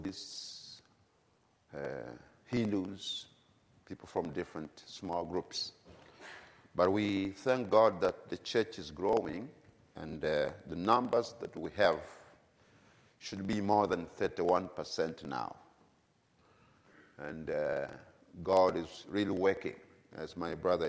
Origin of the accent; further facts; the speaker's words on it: Tanzania; I come from Tanzania, East Africa